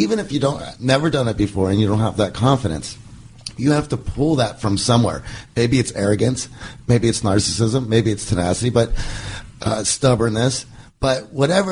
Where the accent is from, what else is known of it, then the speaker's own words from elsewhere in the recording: Pittsburgh, Pennsylvania, United States; I grew up in Pittsburgh